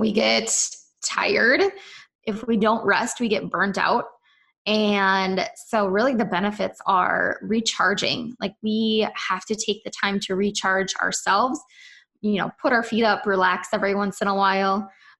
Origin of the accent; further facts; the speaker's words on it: Wisconsin, United States; accent: Minnesotan; So I am from Wisconsin. I grew up on the Minnesota-Wisconsin border at the Twin Cities, for those of you who know where that is. And so I sound like a Minnesotan, even though I'm from Wisconsin.